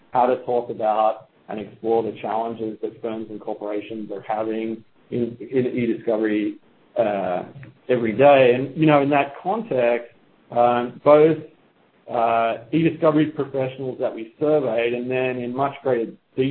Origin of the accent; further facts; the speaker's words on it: Australia; moved away as an adult; now in United States; as you can probably tell from my accent, I'm not a native of the U.S., although I recently became a citizen. I am from down under, Australia